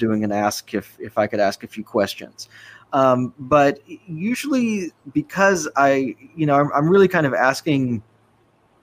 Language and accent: English; Austin, Texas, United States; my hometown of Austin, it's changed immeasurably since I was a kid